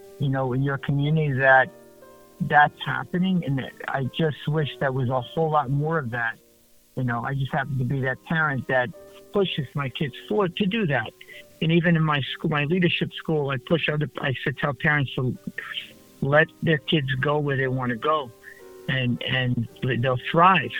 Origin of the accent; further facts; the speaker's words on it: New York City, New York, United States; moved away as an adult; now in New Jersey, United States; I grew up in Brooklyn